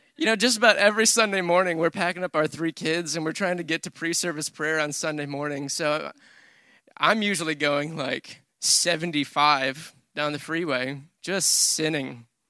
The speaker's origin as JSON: {"language": "English", "region": "Michigan", "country": "United States", "tie": "born or raised there", "moved": "as an adult", "lives_now": "Texas, United States", "said": "I grew up in Michigan, but I've been in, in Texas for ten years."}